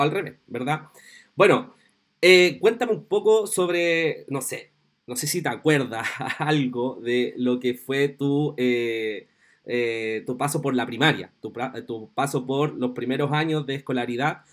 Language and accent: Spanish; Chile